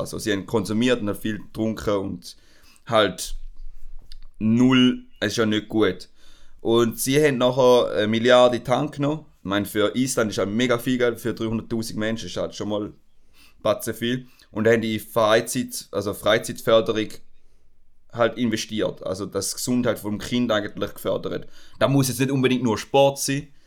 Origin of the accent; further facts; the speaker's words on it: Switzerland; bei uns in der Schweiz